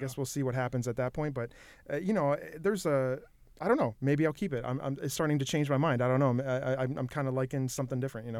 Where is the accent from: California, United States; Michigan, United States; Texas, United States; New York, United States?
Michigan, United States; moved away as an adult; now in Minnesota, United States; I grew up in Michigan